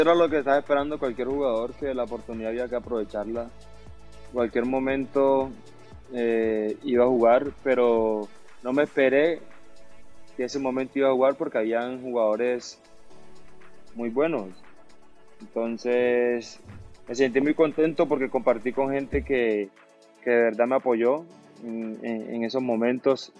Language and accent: Spanish; Barranquilla, Atlántico, Colombia; moved away; also born or lived in Medellín; la camisa de mi tierra